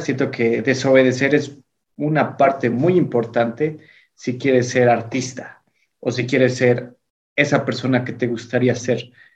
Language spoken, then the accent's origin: Spanish; Singuilucan, Hidalgo, Mexico; aquí en mi pueblo, en Singilucan, eh, no había metaleros o cosas góticas